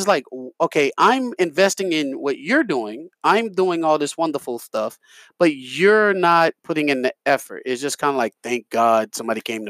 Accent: New York, United States; I'm from New York

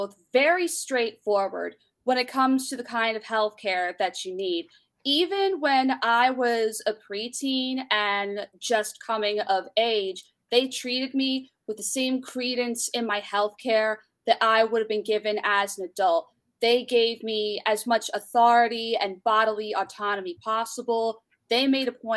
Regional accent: Philadelphia, Pennsylvania, United States; also born or lived in Bryn Mawr, Pennsylvania; I am from Philadelphia, Pennsylvania

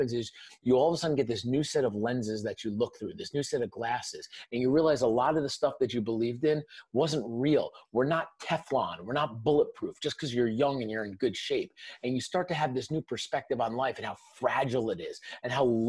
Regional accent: Northern New Jersey, United States; I grew up in Northern New Jersey, right outside New York City

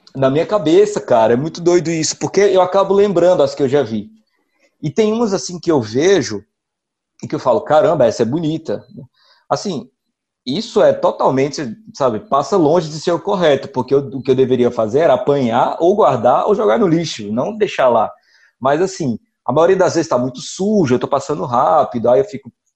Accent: Recife, Pernambuco, Brazil; also born or lived in Crato, Ceará; now in Juazeiro do Norte, Brazil; eu sou de Recife, mas moro aqui em Juazeiro, que é na região do Cariri

